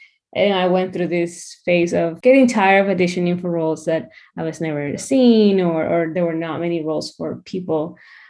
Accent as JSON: {"language": "English", "country": "Ecuador", "moved": "yes", "lives_now": "Saskatoon, Canada", "said": "back home, I'm from Ecuador."}